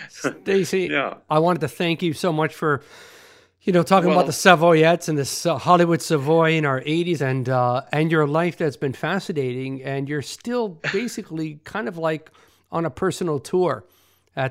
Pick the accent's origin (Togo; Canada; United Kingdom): Canada; Toronto, Ontario; moved away as an adult; also born or lived in Paris / New York; I said, "Toronto, Canada."